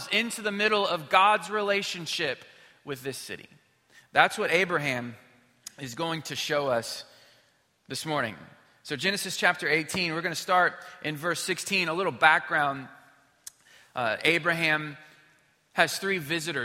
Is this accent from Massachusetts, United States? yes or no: no; Missouri, United States; moved away as an adult; now in Houston, United States; I grew up in Missouri